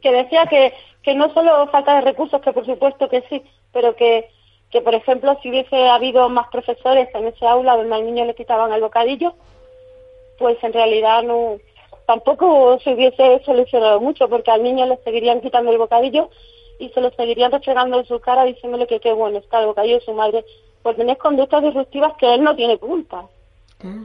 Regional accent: Córdoba, Andalusia, Spain; now in Madrid, Spain; Yo soy de Córdoba, vivo en Madrid

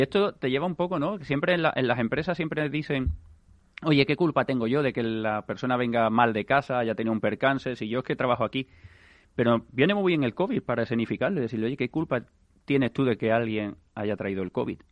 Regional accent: Seville, Andalusia, Spain; now in Madrid, Spain; yo soy de Sevilla, se nota

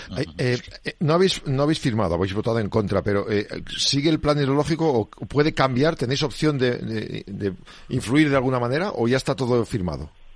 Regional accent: Burgos, Castile and León, Spain; Burgos. Es que venís a mi tierra

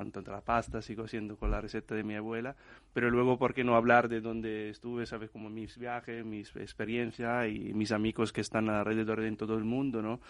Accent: Trino, Piedmont, Italy; Spanish is a second language; moved away as an adult; now in Spain; La tierra de los arrozales al final es mi pueblo ¿no? en Italia

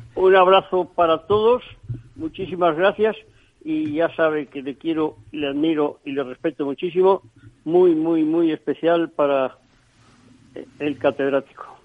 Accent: Spain; yo soy español

